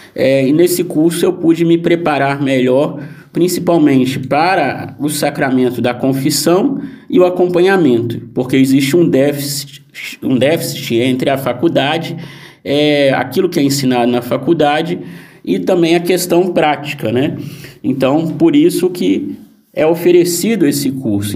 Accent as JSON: {"language": "Portuguese", "town": "Guaçuí", "region": "Espírito Santo", "country": "Brazil", "tie": "born or raised there", "moved": "yes", "said": "na minha cidade, na minha terra natal, em Guaçuí, no Espírito Santo"}